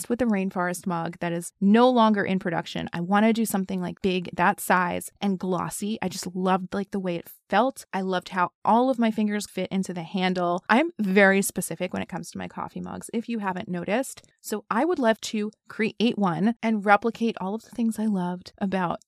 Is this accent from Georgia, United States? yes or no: no; New York City, New York, United States; moved away; my favorite city, my hometown city.